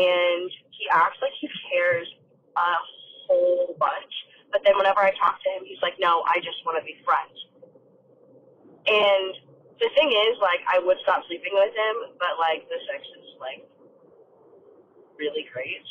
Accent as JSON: {"language": "English", "town": "Las Vegas", "region": "Nevada", "country": "United States", "said": "I'm from Vegas"}